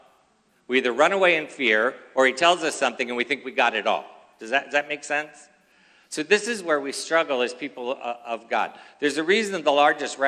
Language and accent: English; Philadelphia, Pennsylvania, United States; now in California, United States; I was originally born in Philadelphia